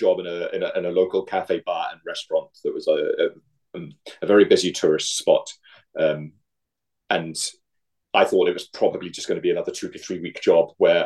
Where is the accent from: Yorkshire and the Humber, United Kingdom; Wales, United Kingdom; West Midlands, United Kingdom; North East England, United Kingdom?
Wales, United Kingdom; Mumbles; moved away as an adult; now in Minneapolis, United States; I'm from a small village called Mumbles, which is just outside Swansea